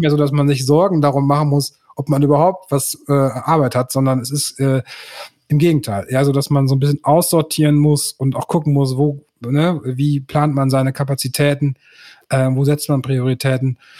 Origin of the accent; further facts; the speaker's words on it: Münster, North Rhine-Westphalia, Germany; ich bin äh, gebürtiger Münsteraner und der Stadt treu geblieben bis heute